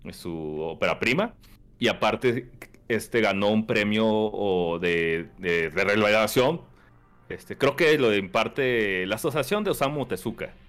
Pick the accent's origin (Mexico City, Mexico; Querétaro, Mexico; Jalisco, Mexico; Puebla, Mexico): Querétaro, Mexico; No, qué chingados, soy de Querétaro, el Japón Mexa.